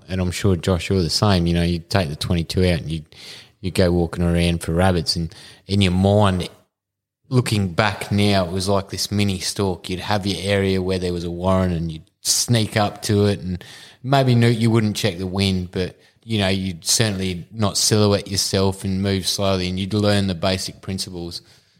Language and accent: English; Bairnsdale, Victoria, Australia; We're not all from Melbourne.